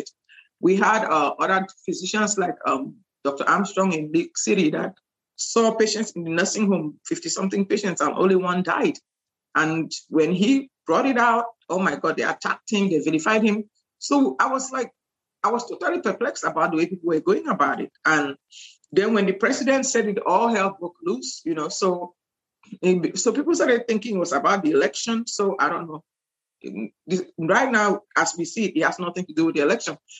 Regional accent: Cameroon; also born or lived in Nigeria / Louisiana, United States; now in Houston, United States; I'm from Cameroon originally

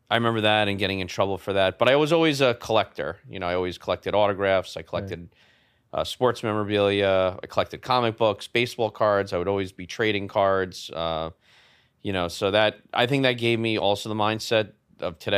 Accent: New York City, New York, United States; in Manhattan on the Upper East Side um, in a rent regulated uh, apartment in a rent regulated building

